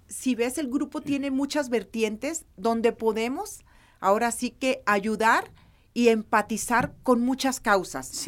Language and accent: Spanish; Nayarit, Mexico; yo soy de Nayarit